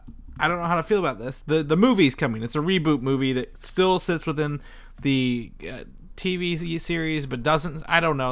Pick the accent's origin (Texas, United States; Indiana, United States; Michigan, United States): Indiana, United States; I'm from Indiana